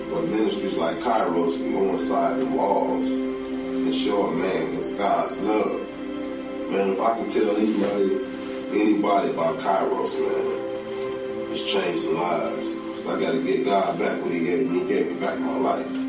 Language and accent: English; Los Angeles, California, United States; born or raised there